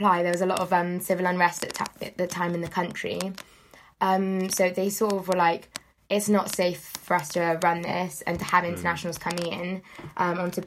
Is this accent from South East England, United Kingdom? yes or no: no; Devon, South West England, United Kingdom; moved away as an adult; now in Brighton, United Kingdom; I'm originally from Devon. Yeah, so moved across.